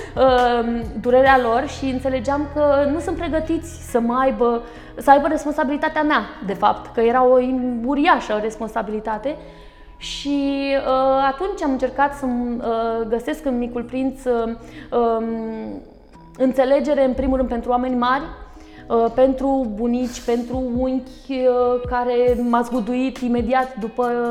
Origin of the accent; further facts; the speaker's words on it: Galați, Galați County, Romania; un copil de 10 ani, într-un oraș nu foarte mare, nu eram în capitală, da, eu sunt gălățeancă